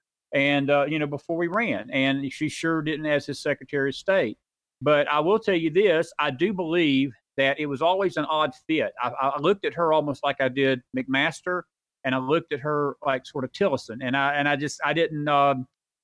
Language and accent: English; Tallahassee, Florida, United States; I grew up in Tallahassee, Florida, actually, just north of there